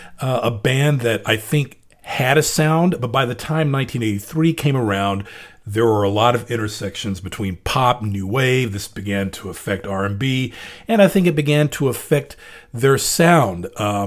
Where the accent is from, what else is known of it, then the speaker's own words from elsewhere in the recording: Memphis, Tennessee, United States; the stations I grew up with in Memphis, Tennessee, WKDJ in particular, an AM R&B station